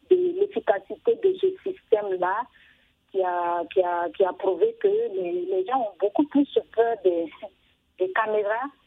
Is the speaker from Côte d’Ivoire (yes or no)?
yes; Côte d’Ivoire; chez nous, en Côte d'Ivoire